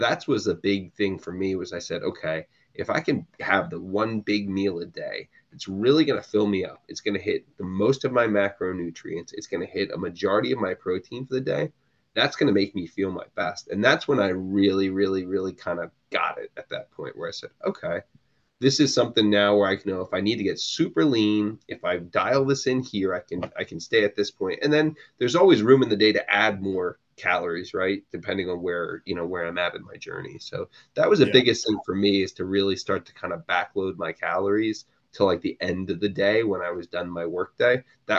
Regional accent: New Jersey, United States; unless I was going to a great Jersey, I'm in from New Jersey. So unless I'm going to a great New Jersey diner, you know, breakfast is not really important to me.

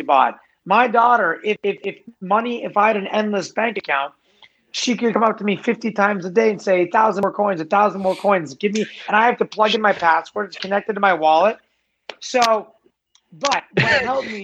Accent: Los Angeles, California, United States; I grew up in LA. I grew up in Venice Beach. I'm an Angelino.

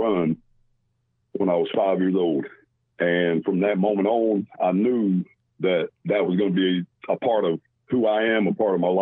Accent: North Carolina, United States; I was born and raised in North Carolina

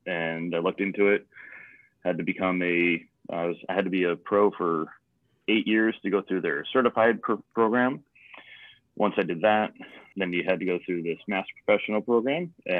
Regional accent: Chicago suburbs, Illinois, United States; also born or lived in Coastal Carolina; growing up in the Chicago suburbs

